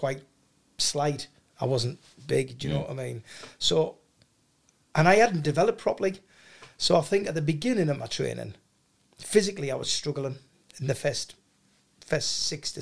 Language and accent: English; Hartlepool, North East England, United Kingdom; now in Sedgefield, United Kingdom; Born and bred in Hartlepool.